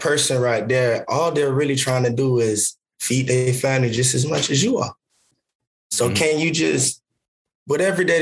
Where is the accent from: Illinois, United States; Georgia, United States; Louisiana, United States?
Georgia, United States; Savannah; I'm from Savannah, Georgia.